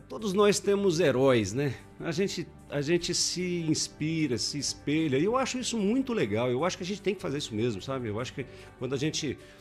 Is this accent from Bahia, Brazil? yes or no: no; São Paulo, Brazil; moved away as an adult; now in Botucatu, Brazil; eu, eu, sou paulistano